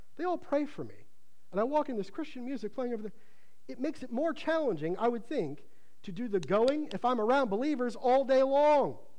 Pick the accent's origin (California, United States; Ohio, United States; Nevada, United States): Ohio, United States; moved away; where I grew up in Ohio